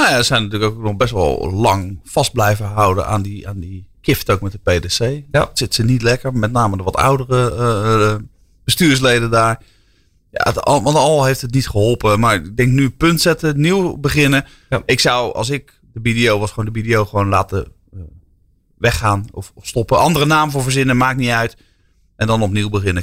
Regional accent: Netherlands; wij zijn ook Nederlanders

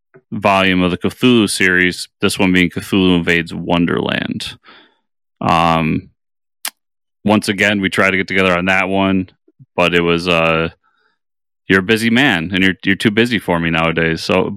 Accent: New York, United States; being a New Yorker, the punk rock scene, which I grew up

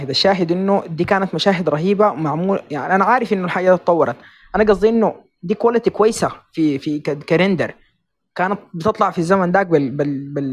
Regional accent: Sudan; احنا سودانيين وقاعدين في السودان نسيت ولا شنو؟

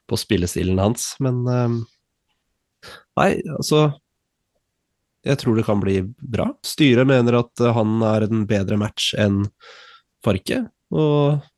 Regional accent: Switzerland; born there; jeg er født i Sveits, men uh, to statsborgerskap.

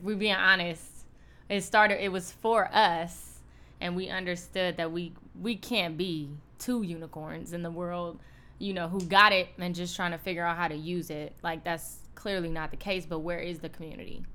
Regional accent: Cleveland, Ohio, United States; moved away as an adult; now in Los Angeles, United States; we're both from Cleveland

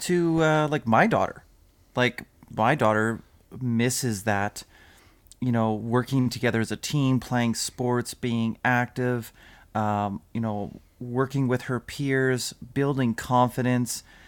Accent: Hay Lakes, Alberta, Canada; we, uh, we grew up in just outside of Hay Lakes

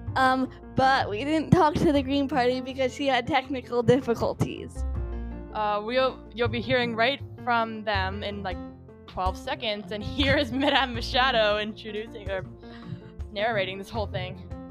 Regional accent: Nelson, British Columbia, Canada; I grew up in Nelson.

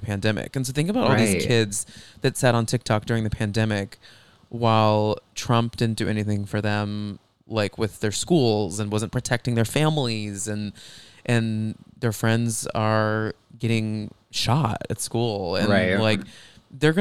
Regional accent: Texas, United States; I grew up in Texas

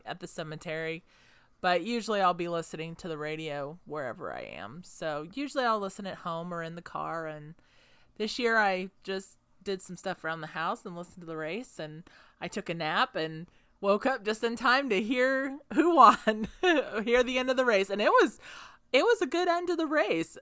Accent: Indianapolis, Indiana, United States; growing up in Indianapolis

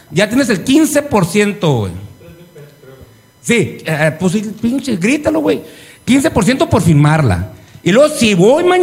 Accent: Ciudad Obregón, Sonora, Mexico; now in Hermosillo, Mexico; vengo de, mi tierra chingona, donde están los caldos muy ricos, en Cajeme, en Ciudad Obregón, muy ricos los caldos.

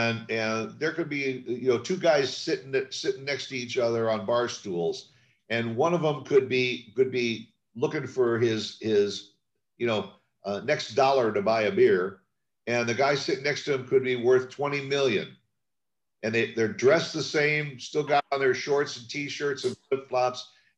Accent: Chicago, Illinois, United States; also born or lived in South Florida / Florida Keys; now in Dallas, United States; grew up in the Chicago area, but we spent 20 years in South Florida. And the last 10 years that we were in South Florida, my wife and I actually lived in the Florida Keys.

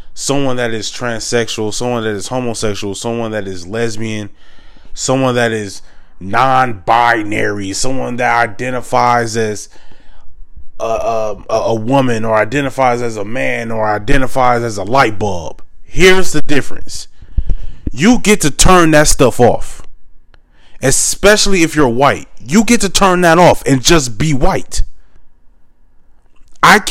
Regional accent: United States; I'm not African American, I'm Black American

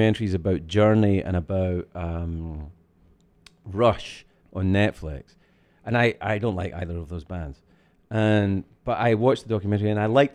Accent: Scotland, United Kingdom; I'm from Scotland

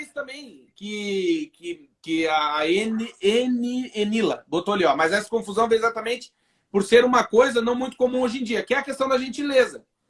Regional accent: Brazil; moved away as an adult; now in Portugal; Falei, do Brasil.

